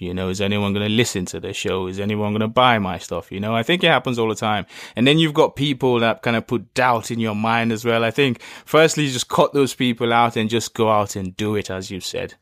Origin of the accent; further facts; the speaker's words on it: Lagos, Nigeria; growing up in Lagos